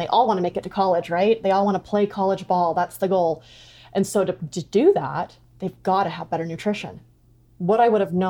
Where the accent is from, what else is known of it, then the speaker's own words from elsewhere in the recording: Rigby, Idaho, United States; moved away as an adult; also born or lived in Oregon; I'm originally from Rigby, but we moved back to Idaho